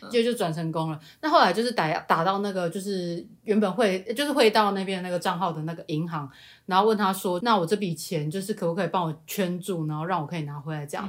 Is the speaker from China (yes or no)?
no; Changhua County, Taiwan; 我的家，就是我是彰化人，然后我们家嗯哼。其实就算是比较乡下的